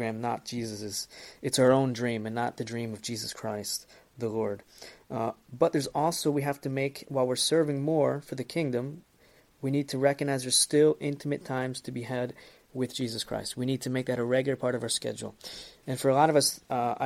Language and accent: English; United States; as I'm American also